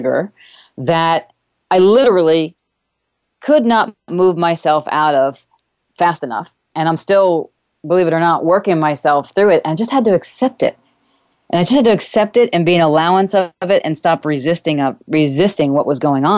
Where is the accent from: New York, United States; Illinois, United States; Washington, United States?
New York, United States; moved away; I am actually doing this show from my childhood home, my actual childhood bedroom, one of my childhood bedrooms anyway, that I grew up here with in New York